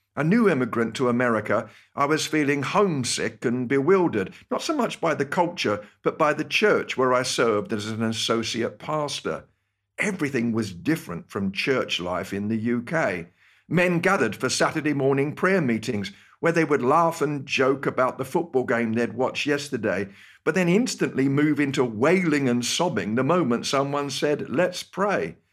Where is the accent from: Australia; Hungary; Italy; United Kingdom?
United Kingdom; accent: British; moved away as an adult; my British accent